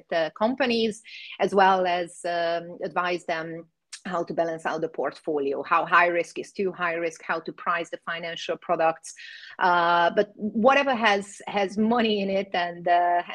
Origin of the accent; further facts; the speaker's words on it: Hungary; moved away; also born or lived in Cyprus; I was born in Hungary, so I speak Hungarian